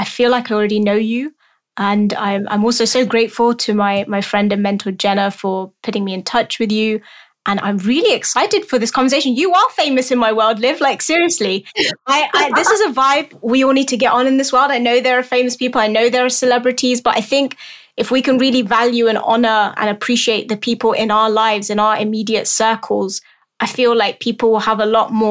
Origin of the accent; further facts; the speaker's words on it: London, United Kingdom; I'm born and raised in London, lived here all my life.